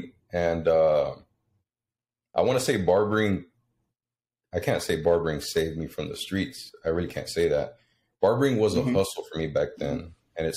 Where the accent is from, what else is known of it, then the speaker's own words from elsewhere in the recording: Houston, Texas, United States; moved away as an adult; now in Rio Grande Valley, United States; I was born in South Texas. I think at the age of 5, mm-hmm. I moved out to Houston with my mom